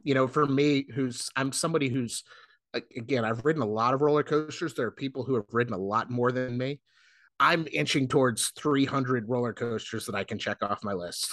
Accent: South Florida, United States; now in North Carolina, United States; I grew up in South Florida

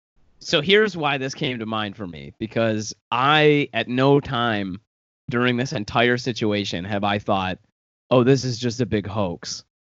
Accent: Michigan, United States; there's all these people who just came out in the state of Michigan, my home state, they were all walking around Lansing, basically.

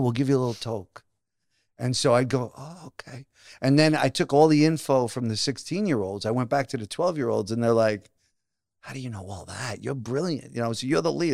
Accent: New Jersey, United States; also born or lived in Brooklyn, New York; I grew up, I was born in Brooklyn, then moved to Jersey when I was six

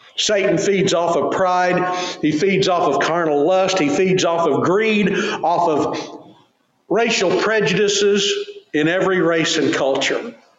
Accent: Tulsa, Oklahoma, United States; Growing up in Tulsa

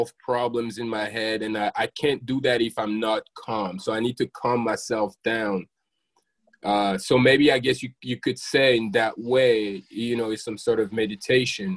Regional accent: France; moved away; I grew up in France

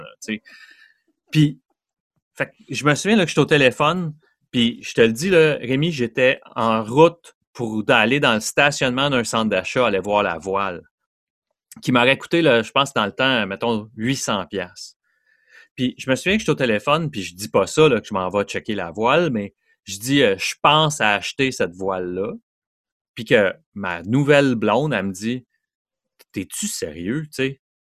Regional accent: Montreal, Quebec, Canada; je viens de Montréal, un petit gars de l'Est de Montréal

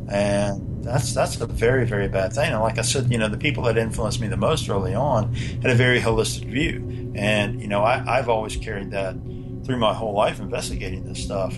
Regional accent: North Carolina, United States; I grew up in North Carolina.

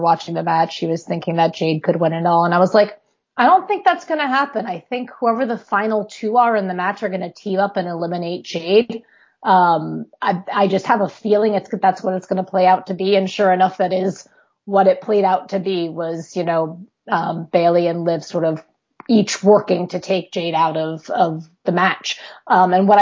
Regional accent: New York, United States; now in Pennsylvania, United States; I'm originally from New York and I live in Pennsylvania.

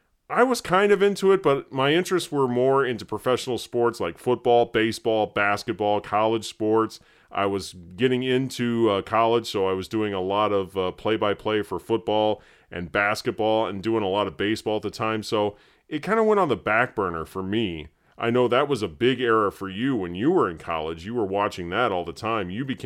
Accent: Terre Haute, Indiana, United States; my hometown of Terre Haute, Indiana

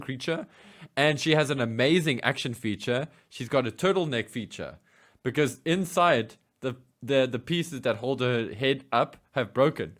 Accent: South Africa; as a South African G I Joe fan

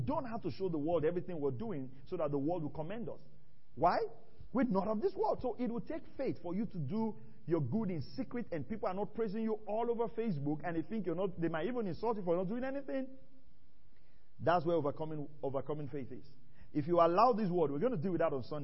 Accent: Warri, Delta, Nigeria; Growing up in Warri

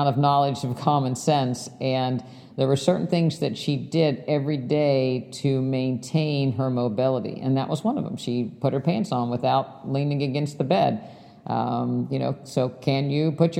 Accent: West Virginia, United States; my house growing up in West Virginia

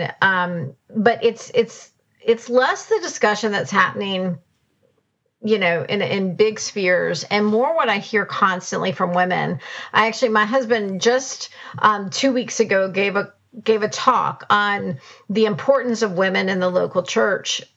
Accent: United States; as an American

